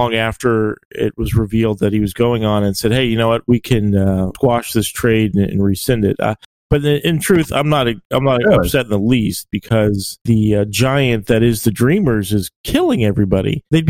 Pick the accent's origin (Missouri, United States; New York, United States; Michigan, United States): Missouri, United States; I'm loyal to my hometown teams, and I can appreciate those two young men trying to show some Missouri pride.